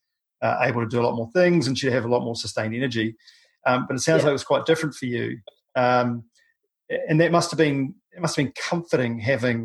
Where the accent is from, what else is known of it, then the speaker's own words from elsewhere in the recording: New Zealand; a paraplegic from New Zealand